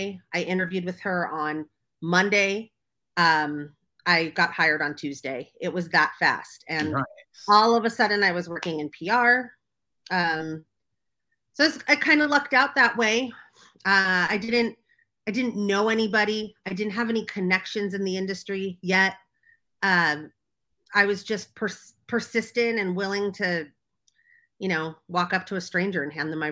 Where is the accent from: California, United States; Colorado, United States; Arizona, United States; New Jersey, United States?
California, United States; Los Angeles; also born or lived in New York; I grew up in Los Angeles